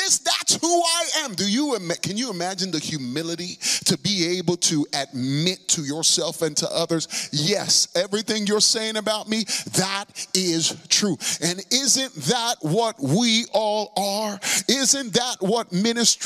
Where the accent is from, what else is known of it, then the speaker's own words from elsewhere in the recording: New York City, New York, United States; I'm from the Bronx